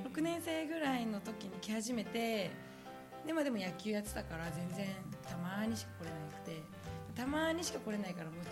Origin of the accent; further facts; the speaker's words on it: Tokyo, Japan; born there; also born or lived in Chiba / Saitama / Yokohama; 実は東京生まれからの千葉県住民で